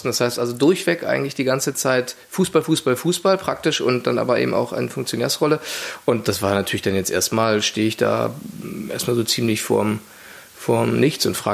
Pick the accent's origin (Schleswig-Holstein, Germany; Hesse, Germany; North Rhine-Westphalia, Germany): Hesse, Germany; Frankfurt am Main; born there; Ich bin 45 Jahre alt, 1972 geboren in Frankfurt am Main.